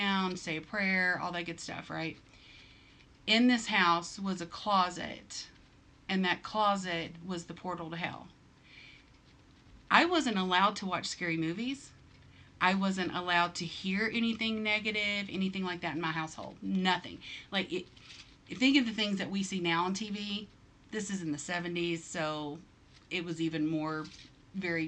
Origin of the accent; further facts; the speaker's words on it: the South, United States; I'm from the South